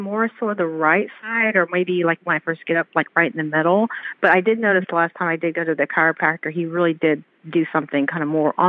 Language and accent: English; Atlanta, Georgia, United States; Good. I'm from Atlanta, Georgia.